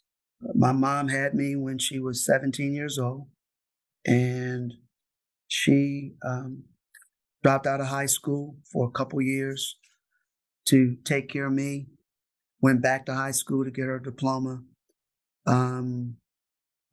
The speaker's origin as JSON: {"language": "English", "town": "Richmond", "region": "Virginia", "country": "United States", "tie": "born or raised there", "said": "In Richmond, Virginia"}